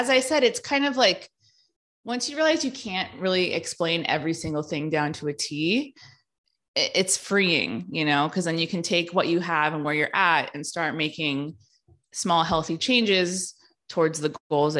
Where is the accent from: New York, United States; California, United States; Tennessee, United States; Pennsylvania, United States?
California, United States; So I grew up in the Bay Area in California in the early 90s.